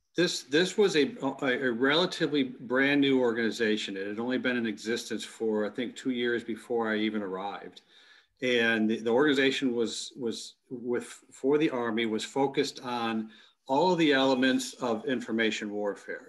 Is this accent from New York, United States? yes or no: no; Plymouth, Michigan, United States; my hometown of Plymouth, Michigan